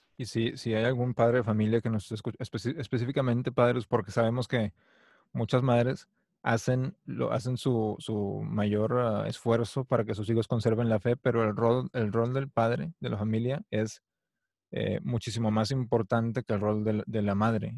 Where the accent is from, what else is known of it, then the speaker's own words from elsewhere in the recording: Mexico; yo crecí en México